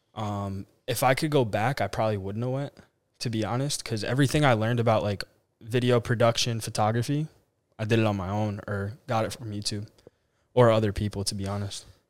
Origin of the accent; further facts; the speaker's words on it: Carteret, New Jersey, United States; moved away as an adult; now in Nashville, United States; I'm from Carteret, New Jersey. Um, born and raised, never lived anywhere else in my life.